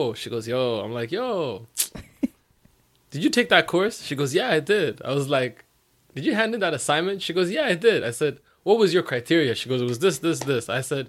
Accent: Eritrea; I'm Eritrean.

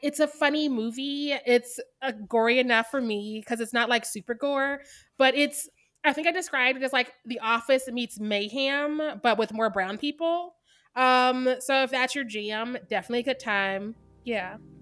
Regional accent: Missouri, United States; I'm from Missouri

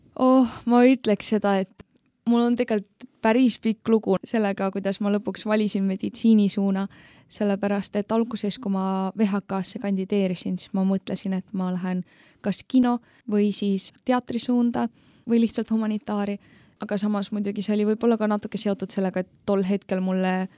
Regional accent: Tallinn, Harju County, Estonia; ma tulen Tallinnast

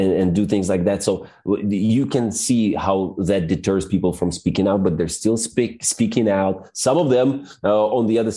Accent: Belarus; moved away; I'm from Belarus

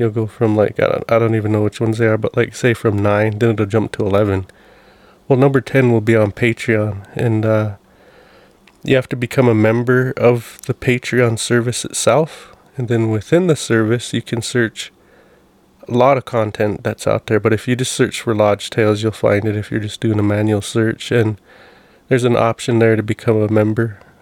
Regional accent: Browning, Montana, United States; one of the houses we grew up in Browning

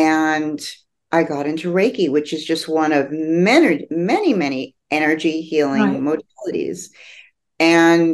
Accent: New Jersey, United States; also born or lived in New York; I grew up in New Jersey

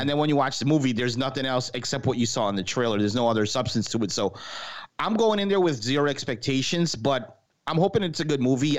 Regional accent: New York, United States; moved away; I'm from New York originally

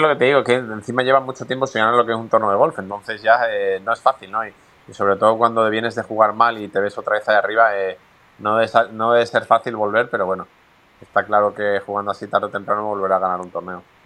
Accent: Spain; los españoles eh, no es nuestro punto fuerte los idiomas

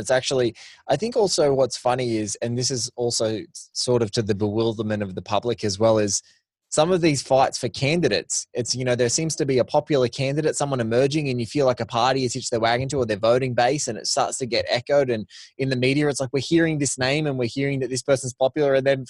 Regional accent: Australia; I was walking through as an Australian, like in Singapore airport, waiting to get my connecting flight to come back home.

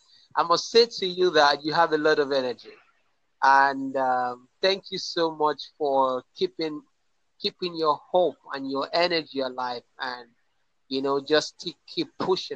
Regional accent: Nigeria; I'm from Nigeria.

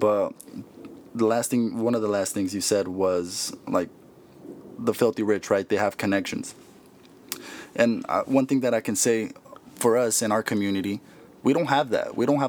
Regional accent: Mexico; like everyone else that comes here I come from Mexico, right? Someone who comes from another country, it's like our parents come here and we surpass them, right?

